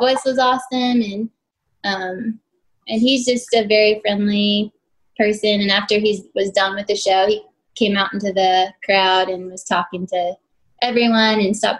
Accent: Canton, Ohio, United States; moved away; So I'm from Canton, Ohio, which is. Well known for the Pro Football Hall of Fame.

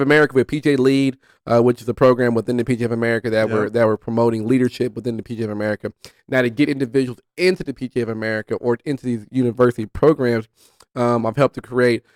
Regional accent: Oakland, California, United States; born and raised in Oakland, California

